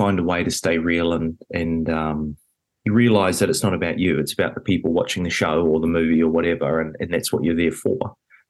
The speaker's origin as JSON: {"language": "English", "country": "New Zealand", "said": "it was a very rare position to be in as a Kiwi, being at basically one of the big, big cities in the world"}